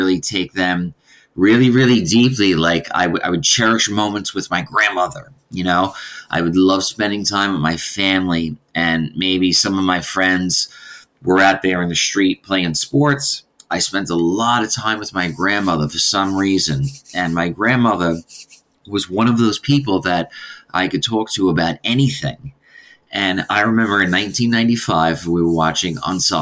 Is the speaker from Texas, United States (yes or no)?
no; New York City, New York, United States; moved away as an adult; now in Melbourne, Australia; I'm originally from New York City, and I currently am in Melbourne, Australia